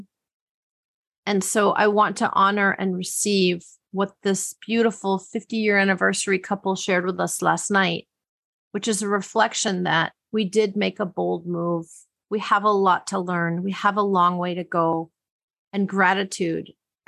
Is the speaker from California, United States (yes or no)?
no; Milwaukee, Wisconsin, United States; I grew up in Milwaukee, Wisconsin, and let me tell you, we didn't know what that kind of money was